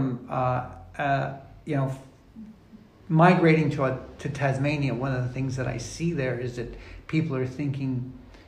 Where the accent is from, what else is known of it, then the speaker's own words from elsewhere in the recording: Pennsylvania, United States; moved away; I'm from Pennsylvania